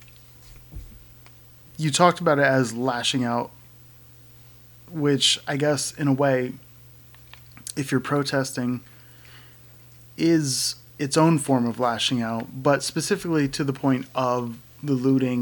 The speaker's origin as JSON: {"language": "English", "region": "Connecticut", "country": "United States", "tie": "born or raised there", "moved": "yes", "said": "my hometown in Connecticut, yes, I'm from Connecticut"}